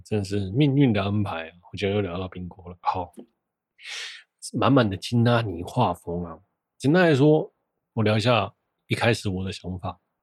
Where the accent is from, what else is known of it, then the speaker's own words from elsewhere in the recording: Taiwan; 我是台湾人